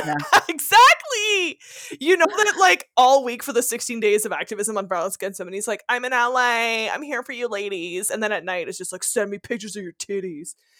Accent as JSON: {"language": "English", "country": "Canada", "accent": "French (Quebec)", "first_language": "French", "second_language": "English", "said": "I'm French Canadian, raised Catholic, literally went to a high school in a convent"}